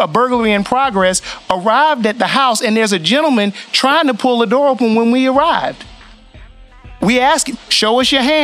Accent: the South, United States; I'm black, I grew up black, I grew up in the South

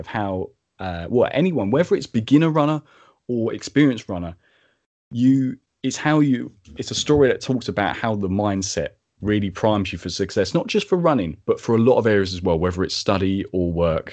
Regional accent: Medway, South East England, United Kingdom; also born or lived in Maidstone, Kent; my hometown Medway

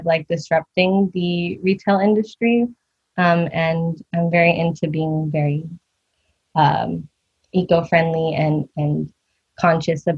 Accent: Bay Area, California, United States; I am born and raised in the Bay Area, California

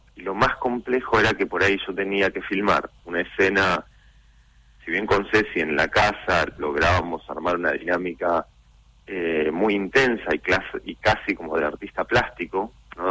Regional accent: Mar del Plata, Buenos Aires Province, Argentina; now in Buenos Aires, Argentina; uno es nacido y criado en Mar del Plata, eh, estoy viviendo acá ya casi más de la mitad de mi vida

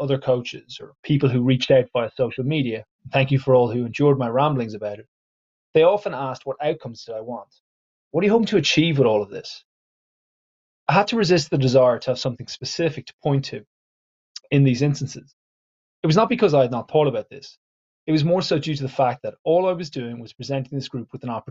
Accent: Ireland; I am an Irish English teacher

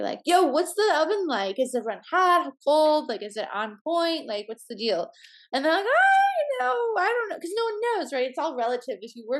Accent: Midwest, United States; I grew up in the Midwest. There was like a lot of limitations of cuisine, but I loved going to Chicago to try new food

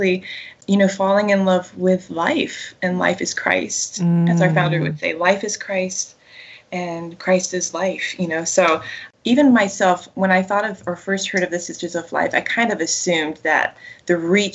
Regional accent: North Florida, United States; I grew up in North Florida, which is very much a part of the Bible Belt still

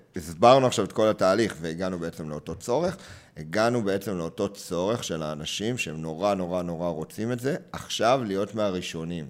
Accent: Hod HaSharon, Central District, Israel; also born or lived in Beersheba; אם גדלתי בהוד השרון, אחרי שההורים עברו אה, מבאר שבע לשם

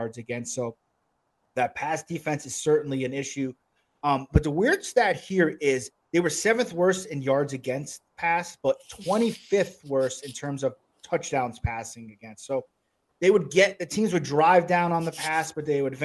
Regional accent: New Jersey, United States; I grew up in New Jersey

